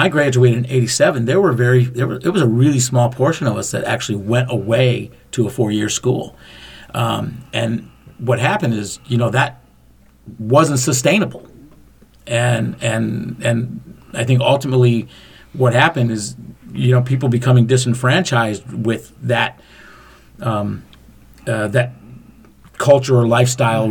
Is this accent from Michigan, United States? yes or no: yes; Macomb County, Michigan, United States; Fred and I were raised in Macomb County